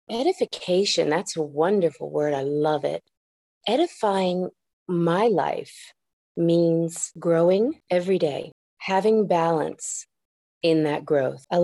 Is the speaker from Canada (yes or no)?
no; San Juan, Puerto Rico; first language ja; English is a second language; moved away; also born or lived in Michigan / Osaka, Japan; Well, I was born in Michigan and then spent uh, first few years of my life in Osaka, Japan, where I learned Japanese as my first language. And after that, I moved to San Juan, Puerto Rico, losing my Japanese, picking up the English and picking up my Spanish.